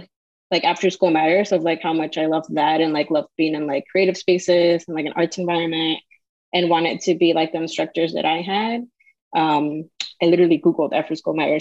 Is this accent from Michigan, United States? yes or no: no; Chicago, Illinois, United States; I'm born and raised in Chicago, so I've been here all my life